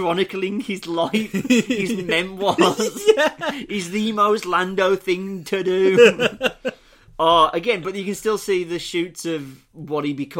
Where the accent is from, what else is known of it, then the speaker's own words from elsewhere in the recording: Brooklyn, New York, United States; I'm clearly from Brooklyn, and I'm glib and sarcastic.